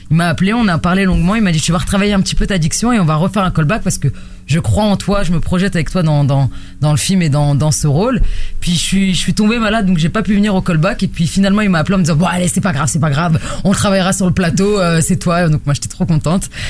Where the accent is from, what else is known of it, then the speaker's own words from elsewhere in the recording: La Courneuve, Île-de-France, France; je viens de la Cité des 4000